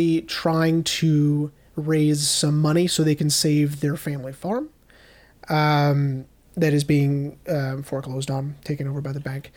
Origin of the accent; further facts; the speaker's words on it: Midland, Texas, United States; I'm from Midland